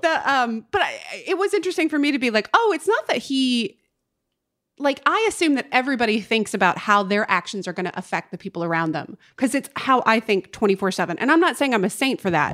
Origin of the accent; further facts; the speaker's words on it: North Carolina, United States; now in Los Angeles, United States; my hometown in North Carolina